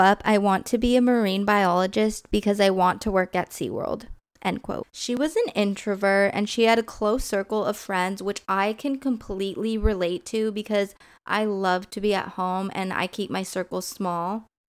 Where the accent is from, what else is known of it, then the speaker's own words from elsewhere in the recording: California, United States; because they happened in my hometown. We are going to backtrack to 2009 when I was 8 years old.